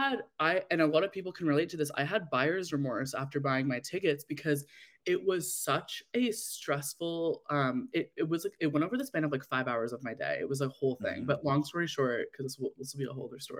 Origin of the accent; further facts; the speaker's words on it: Canada; as a Canadian Swiftie